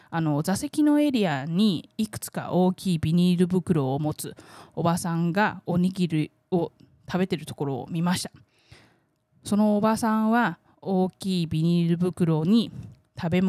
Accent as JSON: {"language": "Japanese", "country": "Taiwan", "tie": "born or raised there", "said": "台湾生まれ台湾育ちの"}